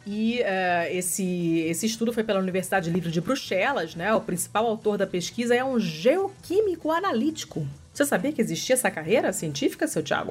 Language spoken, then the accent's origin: Portuguese; Rio de Janeiro, Brazil; accent: carioca (open o in yoga); eu sou carioca